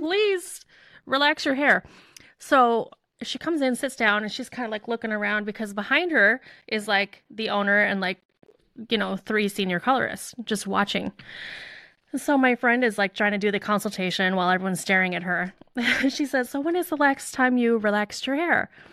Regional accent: Chicago, Illinois, United States; I grew up in the Chicago suburbs

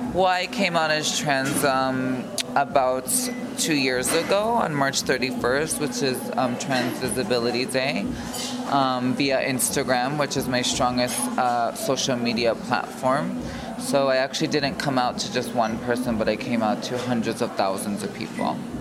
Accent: Carpentersville, Illinois, United States; I grew up in a small suburb in Illinois, uh, right outside of Chicago, called Carpentersville

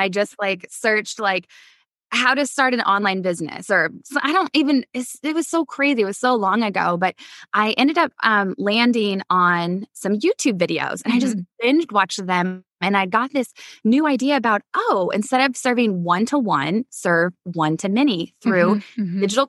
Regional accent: Midwest, United States; I come from the Midwest

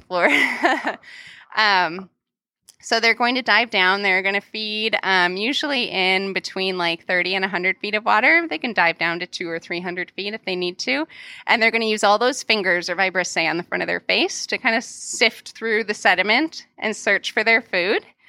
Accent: Milwaukee, Wisconsin, United States; moved away; the Milwaukee County Zoo, uh, which is my hometown.

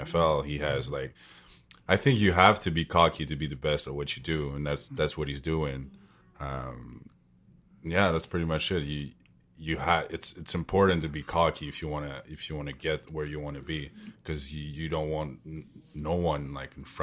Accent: Canada; I'm Canadian

